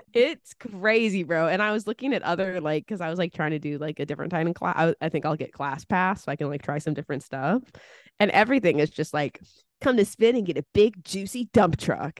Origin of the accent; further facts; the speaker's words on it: California, United States; moved away; also born or lived in East Coast; Growing up in California